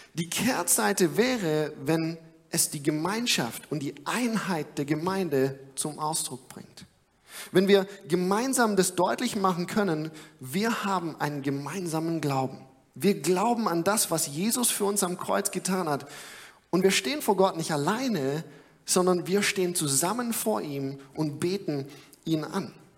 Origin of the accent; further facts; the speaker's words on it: Germany; ich als Deutscher